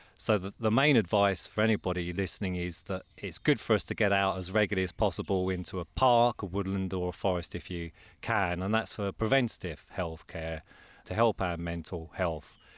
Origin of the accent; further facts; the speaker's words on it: Croydon, London, United Kingdom; I'm from Croydon in Surrey.